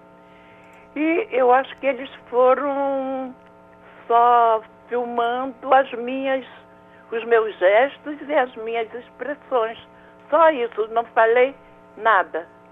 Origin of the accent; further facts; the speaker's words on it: Rio de Janeiro, Brazil; also born or lived in Méier, Rio de Janeiro; Eu, eu, nasci num lugar chamado Meyer, fui criada na Água Santa